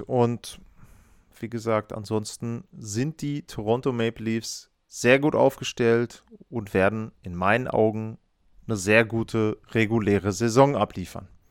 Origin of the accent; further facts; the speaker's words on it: Northern Germany, Germany; ich bin zwar aus dem Norden, aber ich aus Deutschland, ich komme nicht aus Buffalo